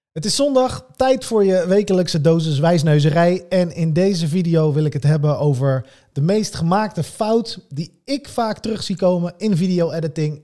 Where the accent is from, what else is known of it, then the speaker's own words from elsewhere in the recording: Netherlands; Wij als Nederlanders